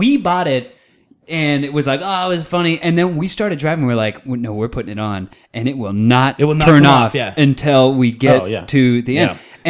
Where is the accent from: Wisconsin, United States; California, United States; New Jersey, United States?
California, United States; Northern; my friend Alex, who I grew up with in Northern California.